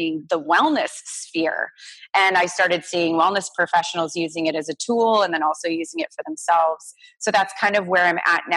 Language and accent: English; Orange County, California, United States; I grew up in Orange County, California